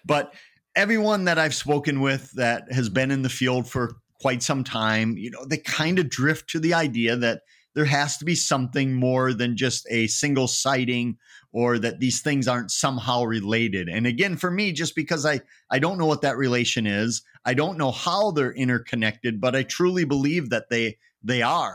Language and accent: English; Eau Claire, Wisconsin, United States; I grew up in a town called Eau Claire, which is nicknamed Sawdust City